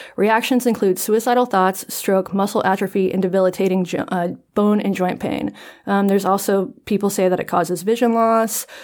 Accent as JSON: {"language": "English", "region": "North Carolina", "country": "United States", "said": "I'm from North Carolina"}